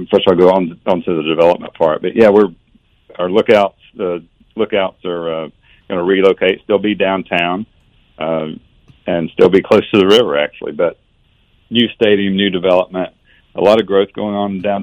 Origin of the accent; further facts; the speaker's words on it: Northeast Tennessee, United States; moved away as an adult; also born or lived in Augusta, Georgia; now in Chattanooga, United States; I'm originally from Northeast Tennessee and grew up there